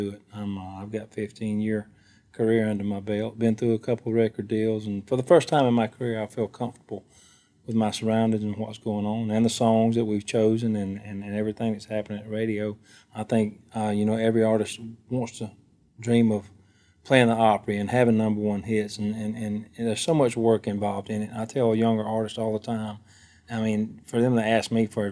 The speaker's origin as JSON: {"language": "English", "region": "Alabama", "country": "United States", "tie": "born or raised there", "said": "I'm a singer-songwriter. I grew up in Alabama"}